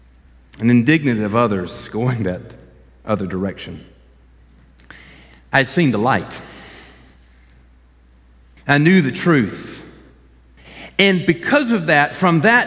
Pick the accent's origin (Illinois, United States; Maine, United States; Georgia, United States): Georgia, United States; Columbus; I'm born and raised in Columbus.